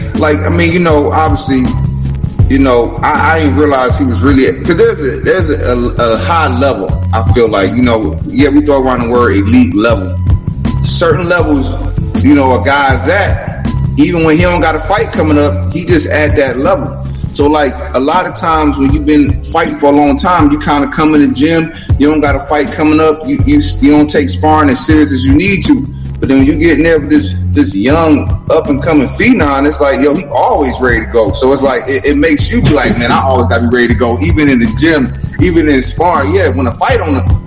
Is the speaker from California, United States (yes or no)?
no; South Carolina, United States; moved away as an adult; also born or lived in Los Angeles; I'm originally from South Carolina